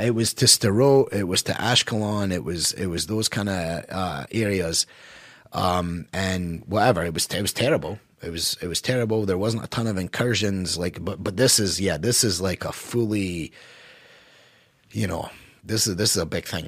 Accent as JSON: {"language": "English", "country": "United States", "said": "as an American"}